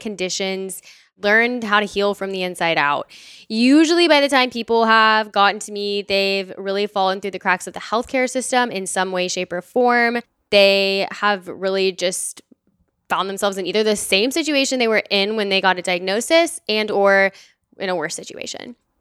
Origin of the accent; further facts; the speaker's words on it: Dallas, Texas, United States; now in Austin, United States; I'm from Dallas, Texas. I live here in Austin